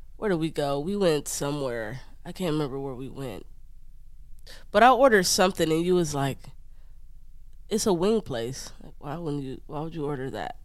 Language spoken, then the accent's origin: English; Detroit, Michigan, United States; moved away as an adult; I'm from Detroit